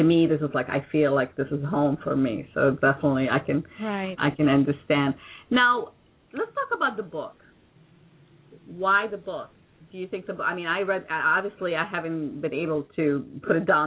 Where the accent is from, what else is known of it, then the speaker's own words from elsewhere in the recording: New York, United States; now in Florida, United States; I consider myself to be a New Yorker